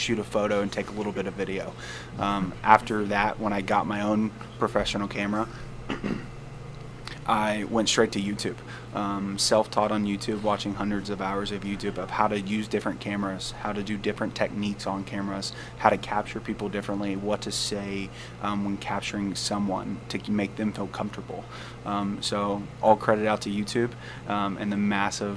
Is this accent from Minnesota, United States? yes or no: no; Nashville, Tennessee, United States; moved away as an adult; now in Quad Cities, United States; I'm not originally from here. I'm from Nashville, Tennessee originally. Moved to the Quad Cities about 2 years ago.